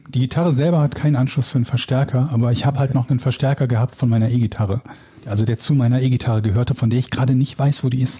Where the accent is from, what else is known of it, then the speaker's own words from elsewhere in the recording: Willich, North Rhine-Westphalia, Germany; now in Hamburg, Germany; Der kleine Hund und ich werden bald wieder in Nordrhein-Westfalen wohnen, in meiner alten Heimat, in, äh, in Willig, zwischen Gladbach, Krefeld und Düsseldorf